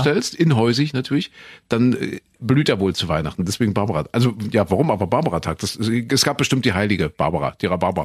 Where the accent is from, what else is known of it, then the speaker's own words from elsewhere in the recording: Saxony, Germany; bei uns in Sachsen